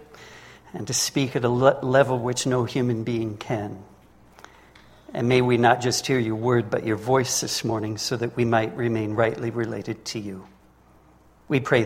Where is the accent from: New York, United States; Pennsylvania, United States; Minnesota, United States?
Minnesota, United States; moved away as an adult; also born or lived in Lake Constance, Germany; now in Germany; I'm originally from Minnesota. I was raised there, but I haven't lived in the United States for the past 33 years.